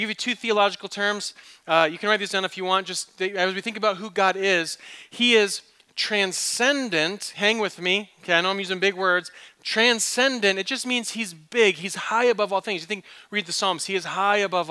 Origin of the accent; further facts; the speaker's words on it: East Coast, United States; also born or lived in Michigan; now in Phoenix, United States; I grew up on the East Coast.